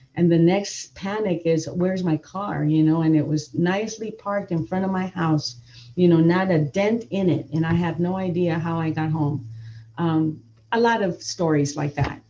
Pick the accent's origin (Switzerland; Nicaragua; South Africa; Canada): Nicaragua; moved away; also born or lived in Downey, California; brought up in a Latin home. I'm, I'm originally I was born in Nicaragua